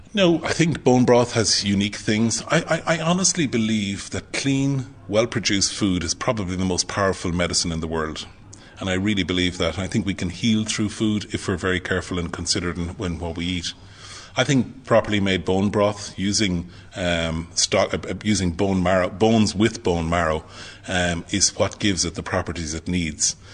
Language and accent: English; Clonmel, Munster, Ireland; I'm a very proud Tipperary man